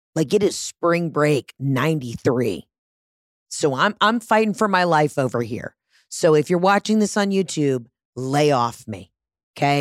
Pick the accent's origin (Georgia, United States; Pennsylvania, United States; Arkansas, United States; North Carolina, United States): Georgia, United States; Atlanta; I'm from Atlanta, Georgia